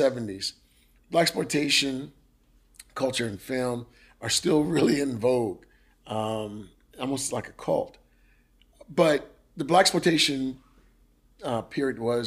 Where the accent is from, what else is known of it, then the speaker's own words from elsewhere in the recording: Memphis, Tennessee, United States; now in South Louisiana, United States; if you're from Memphis, you grew up in the 80s and 70s like